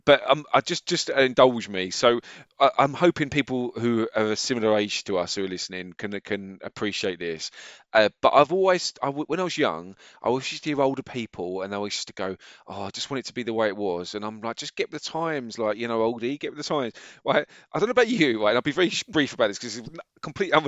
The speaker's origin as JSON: {"language": "English", "area": "Essex", "region": "East of England", "country": "United Kingdom", "accent": "Essex twang", "moved": "as an adult", "lives_now": "Bedfordshire, United Kingdom", "said": "15 years almost a day that I moved out of Essex. And I think I've still got a little bit of the Essex twang, but it doesn't feel like home anymore"}